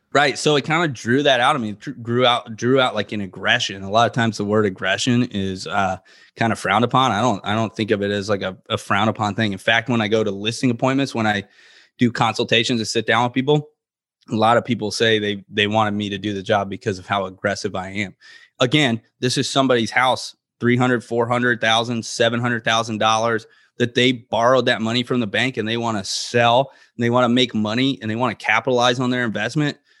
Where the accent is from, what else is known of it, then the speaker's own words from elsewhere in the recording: Florida, United States; growing up in Florida